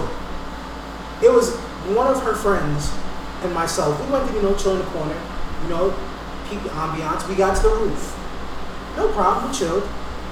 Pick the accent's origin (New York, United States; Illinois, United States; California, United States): New York, United States; New York City; I'm from New York